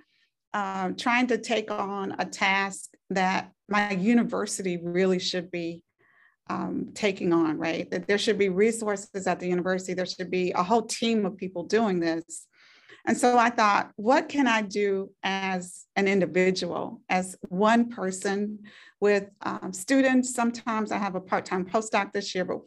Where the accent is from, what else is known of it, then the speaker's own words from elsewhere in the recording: Spartanburg, South Carolina, United States; I was born in Spartanburg, South Carolina